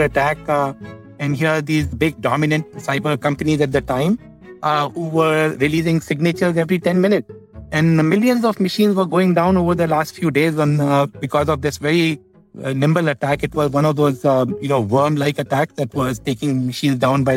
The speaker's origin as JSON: {"language": "English", "country": "India", "tie": "born or raised there", "said": "I grew up in India"}